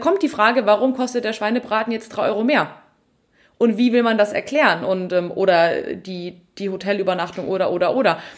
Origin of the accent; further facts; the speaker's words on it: Bavaria, Germany; bei uns in Bayern